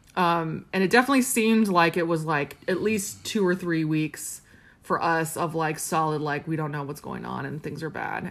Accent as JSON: {"language": "English", "town": "Riverside", "region": "California", "country": "United States", "tie": "born or raised there", "said": "I grew up in Riverside, California"}